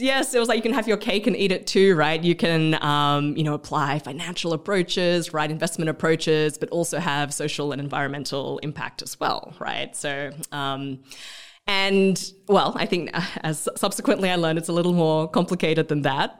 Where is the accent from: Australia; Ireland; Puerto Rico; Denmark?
Australia; moved away as an adult; also born or lived in India; now in Vietnam; I'm Australian. I'm of Malaysian Chinese background